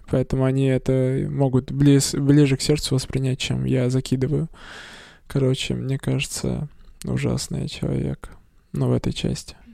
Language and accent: Russian; Perm, Perm Krai, Russia; я из Закамска